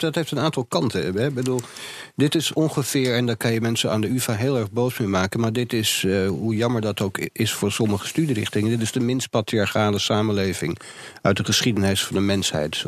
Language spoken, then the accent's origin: Dutch; Amsterdam, North Holland, Netherlands; als Jordanees zijnde